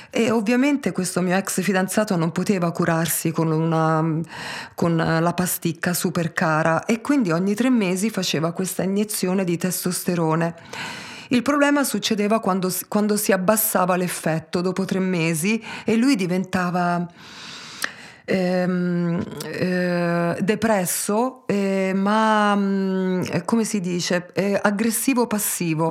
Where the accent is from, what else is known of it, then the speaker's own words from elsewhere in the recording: Taranto, Apulia, Italy; also born or lived in Pisa; io sono nata mm, a Pisa eh, da mamma belga e papà tarantino, ma il mio papà, quando avevo un anno e mezzo, purtroppo è morto e mia madre non ha retto benissimo il colpo, quindi mi ha lasciata a me e a mio fratello, di un anno e tre mesi più grande, dai miei nonni a Taranto